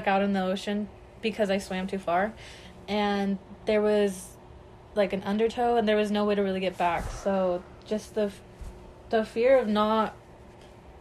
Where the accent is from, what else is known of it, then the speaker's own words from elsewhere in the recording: Orange County, California, United States; I'm from Orange County